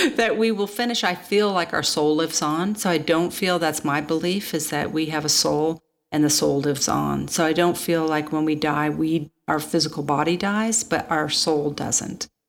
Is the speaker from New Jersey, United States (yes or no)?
no; Manhattan, Kansas, United States; moved away; I'm a kid from Kansas, and my parents lived in Manhattan, Kansas